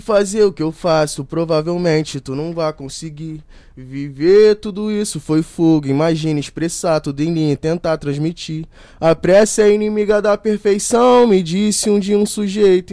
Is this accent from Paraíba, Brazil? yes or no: no; Rio de Janeiro, Brazil; moved away as an adult; now in Rio das Ostras, Brazil; eu nasci ali no Rio de Janeiro, na Ilha do Governador